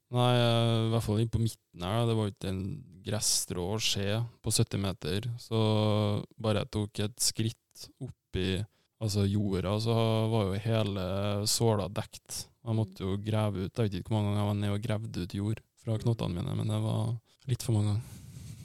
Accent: Trondheim, Trøndelag, Norway; moved away as an adult; also born or lived in Ålesund; now in Tromsø, Norway; da flytta vi til Byåsen. Mm. og der er jeg oppvokst

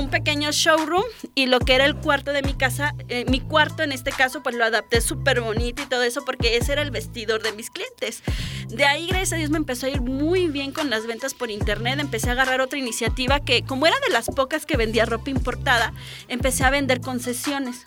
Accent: Álamo Temapache, Veracruz, Mexico; moved away as an adult; now in Xalapa, Mexico; Soy originaria de Álamo Temapache, que es una pequeña ciudad al norte del estado de Veracruz

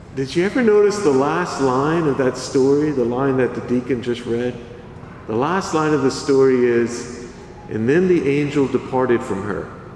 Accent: Church Point, Louisiana, United States; I'm originally from Church Point, Louisiana

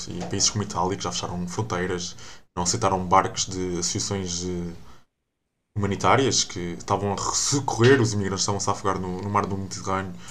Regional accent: United States; born there; Eu tenho muita família nos Estados Unidos. Eh, eh, aliás, uhum. eu nasci nos Estados Unidos.

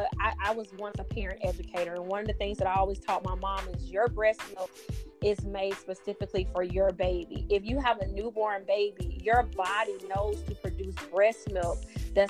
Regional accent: Meridian, Mississippi, United States; we grew up in Mississippi, so I have a Mississippi family

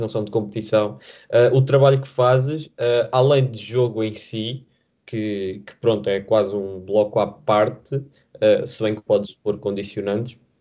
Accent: Vila Nova de Famalicão, Norte, Portugal; moved away as an adult; now in Lisbon, Portugal; apesar de eu estar a estudar em Lisboa, estar muitas vezes fora de Lisboa, porque eu sou de Famalicão

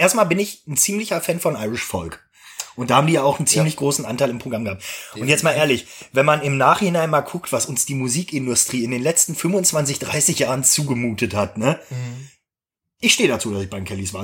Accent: Gronau, Lower Saxony, Germany; Ich bin ja in Gronau an der Leine zur Schule gegangen.

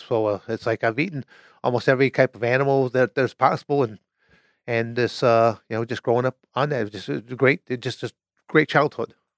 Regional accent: Michigan, United States; moved away as an adult; also born or lived in Arizona; born and raised in Michigan

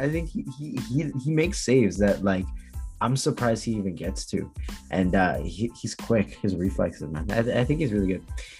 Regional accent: Jamaica; You know, I'm Jamaican, so you know it's a bit of a bias.

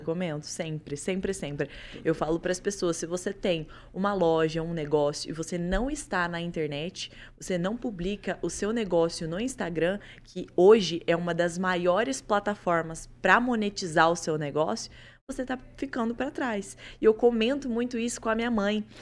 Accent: Colorado, Paraná, Brazil; Eu realmente sou de Colorado. Eu nasci lá e comecei por lá.

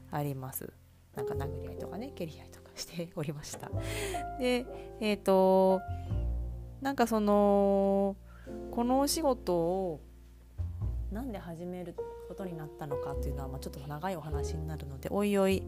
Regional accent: Japan; also born or lived in Chiba Prefecture (Uchibo) / Saitama Prefecture / Edogawa, Tokyo; 住で夫と2人暮らしをしています、え生まれは千葉県の内房で生まれました埼玉と東京の江戸川区で育っているこの関東

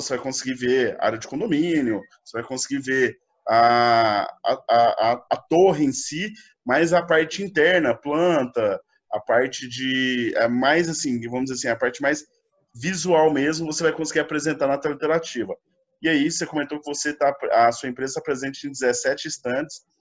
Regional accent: Goiânia, Goiás, Brazil; eu sou de Goiânia

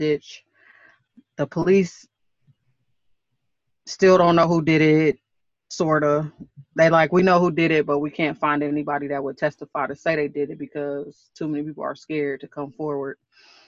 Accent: Oklahoma, United States; born or raised there; also born or lived in Milwaukee, Wisconsin

